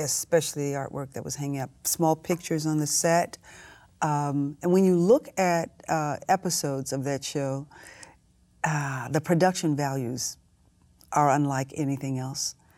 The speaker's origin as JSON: {"language": "English", "town": "Houston", "region": "Texas", "country": "United States", "tie": "born or raised there", "said": "I grew up in Houston, Texas"}